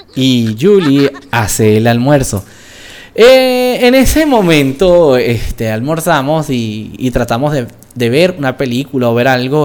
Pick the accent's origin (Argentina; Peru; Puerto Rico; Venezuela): Venezuela; now in Colombia; nosotros somos extranjeros en Colombia, porque somos venezolanos, pero tenemos tiempo ya en Colombia.